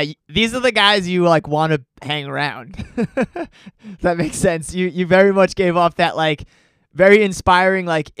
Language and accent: English; New York, United States; I'm also a New Yorker